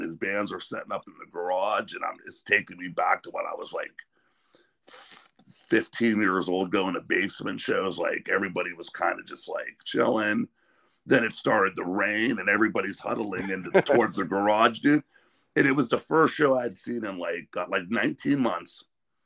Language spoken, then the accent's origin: English; Sharon, Pennsylvania, United States; also born or lived in Pittsburgh, Pennsylvania; I was born and raised in Sharon, close to the Youngstown scene, and also lived in Pittsburgh for a while